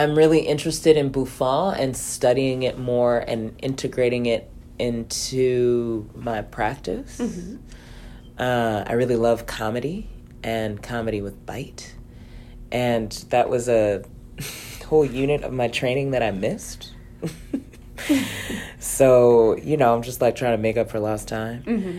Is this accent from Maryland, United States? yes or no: yes; Baltimore, Maryland, United States; I grew up in Baltimore